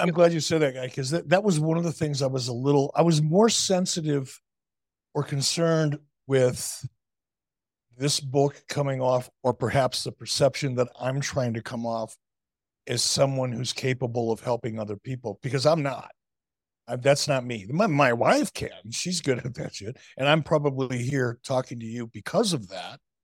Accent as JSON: {"language": "English", "town": "Detroit", "region": "Michigan", "country": "United States", "tie": "born or raised there", "also_born_or_lived": "Chicago", "moved": "yes", "said": "I learned it as a kid growing up in Detroit"}